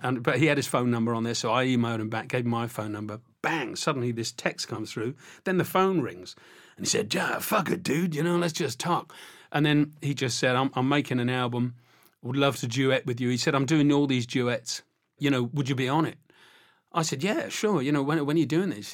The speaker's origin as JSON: {"language": "English", "area": "Isle of Wight", "region": "South East England", "country": "United Kingdom", "said": "I'm from the Isle of Wight."}